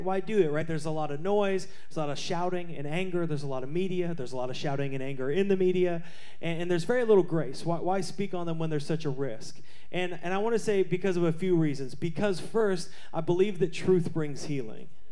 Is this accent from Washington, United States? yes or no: yes; Seattle, Washington, United States; I grew up in Seattle.